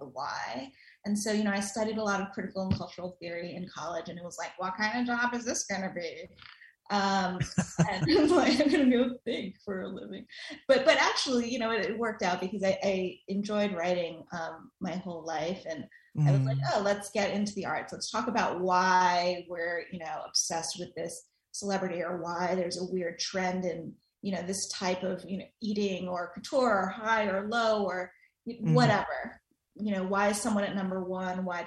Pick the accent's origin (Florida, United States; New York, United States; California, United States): New York, United States; New York City; So I grew up in New York City. I'm a Queens girl, lifelong, still there.